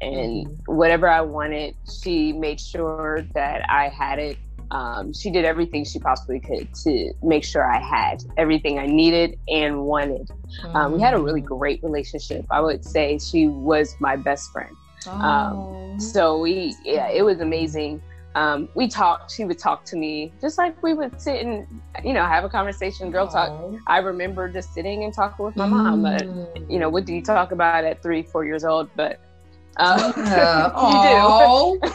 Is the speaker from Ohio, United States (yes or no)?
yes; Columbus, Ohio, United States; moved away as an adult; now in Phoenix, United States; I am originally from Columbus, Ohio, born and raised, and then relocated to Phoenix, Arizona 8 years ago, going on 9